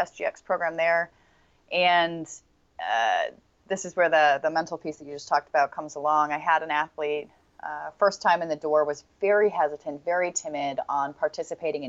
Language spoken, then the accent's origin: English; Portland, Oregon, United States; since I was like, I got to say 5 or 6 years old back in Portland, Oregon